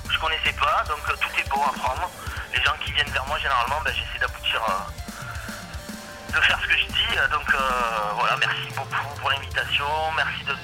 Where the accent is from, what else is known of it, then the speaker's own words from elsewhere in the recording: Marseille, Provence-Alpes-Côte d'Azur, France; moved away as an adult; now in Var, France; vivre tranquille à la campagne. Je suis un Marseillais d'origine, je suis content d'avoir quitté la ville.